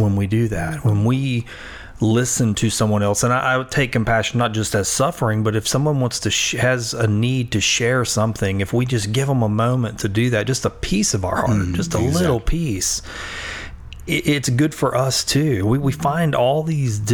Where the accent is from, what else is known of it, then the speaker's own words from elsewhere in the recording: Louisiana, United States; I think of myself as a Louisianian